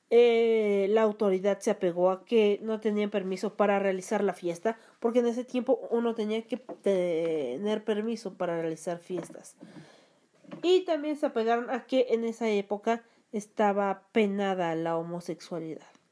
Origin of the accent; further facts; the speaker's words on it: Mexico; soy de México